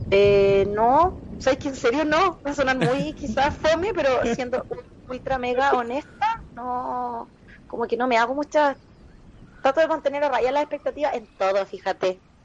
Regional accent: Concepción, Biobío, Chile; nunca he vivido en mis 34 años, nunca he vivido en otra ciudad, así que soy muy penquista

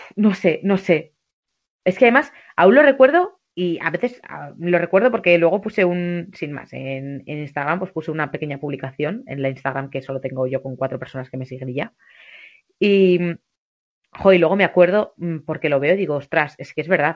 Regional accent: southern Navarre, Spain; moved away as an adult; also born or lived in Bilbao / Pamplona; mi pueblo del sur de Navarra

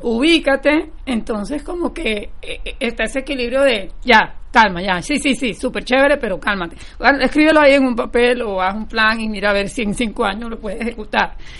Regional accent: Barranquilla, Atlántico, Colombia; now in Fort Lauderdale, United States; yo crecí en Barranquilla, Colombia

